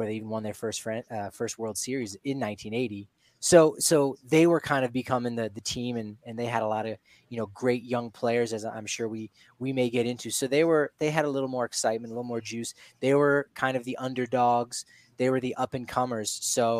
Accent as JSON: {"language": "English", "region": "East Coast", "country": "United States", "tie": "born or raised there", "said": "growing up on the East Coast"}